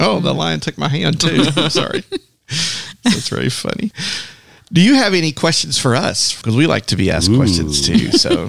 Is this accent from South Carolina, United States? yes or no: no; Texas, United States; I'm from Texas